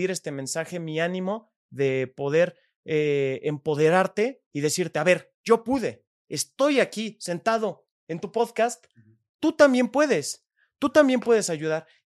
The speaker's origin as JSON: {"language": "Spanish", "country": "Mexico", "said": "como ciudadanos mexicanos"}